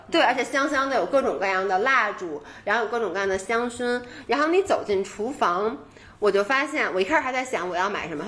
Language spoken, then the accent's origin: Chinese; Beijing, China; 我们都是在北， 北京长大，然后呢，在北京工作，后来呢，就以前都是在正经上班的，就有在国企的，有在外企的